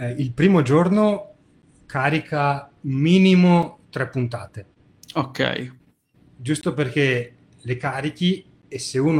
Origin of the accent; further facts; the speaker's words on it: Veneto, Italy; perché sono veneto